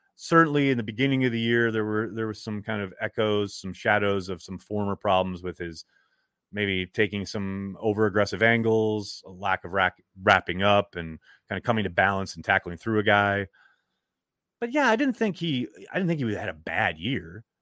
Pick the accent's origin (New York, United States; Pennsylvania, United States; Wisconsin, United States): Wisconsin, United States; Chilton; when I was growing up in Chilton